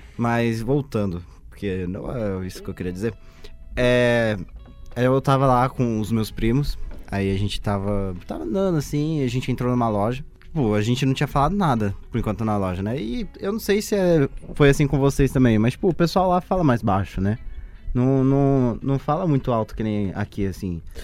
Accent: Suzano, São Paulo, Brazil; now in Mogi das Cruzes, Brazil; Eu sou natural de Suzano

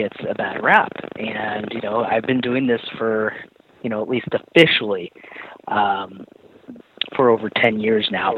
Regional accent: Orange County, California, United States; I grew up in Orange County, live in Orange County, still

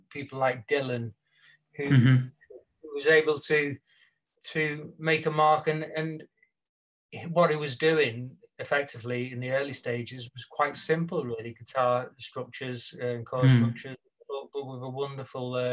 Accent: St Helens, North West England, United Kingdom; moved away; leaving my hometown in St. Helens, where I grew up, till I was old enough to release myself and move away

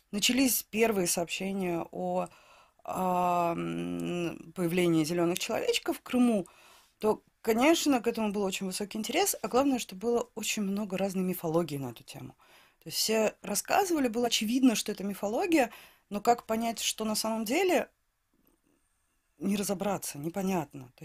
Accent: Saint Petersburg, Russia; Я из Санкт-Петербурга, да.

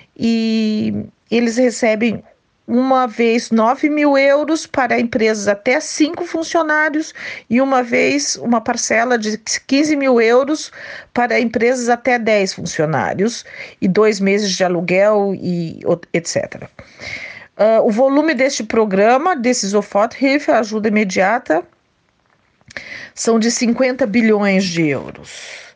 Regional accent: Ourinhos, São Paulo, Brazil; moved away as an adult; now in Krefeld, Germany; Eu sou de Ourinhos, estado de São Paulo, moro na Alemanha há mais de 30 anos, aqui na cidade de Krefeld, perto de Düsseldorf

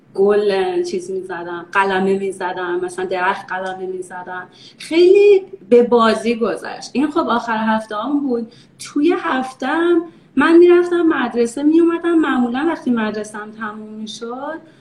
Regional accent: Iran; moved away as an adult; also born or lived in Texas, United States / Maryland, United States; now in United States; ما یه باقی هم داشتیم نزدیک تهران

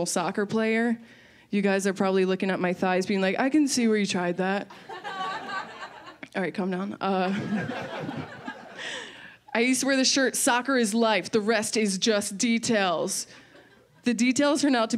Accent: Maryland, United States; I'm from Maryland

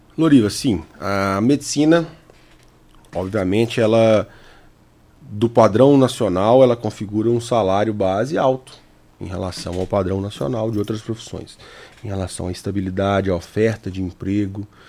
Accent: Capelinha, Minas Gerais, Brazil; da cidade onde eu cresci, que é Capelinha, Minas Gerais

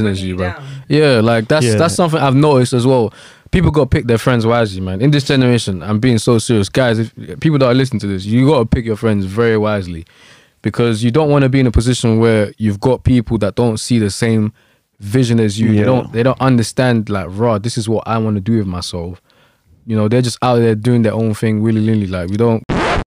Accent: Nigeria; moved away; I was born in Nigeria

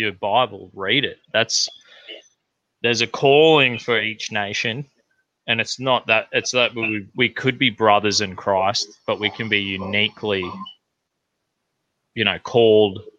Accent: Australia; I'm an Australian

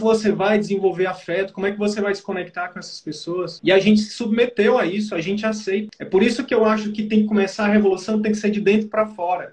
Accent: Piauí, Brazil; eu sou do Nordeste, tá, professor? Eu sou do Piauí

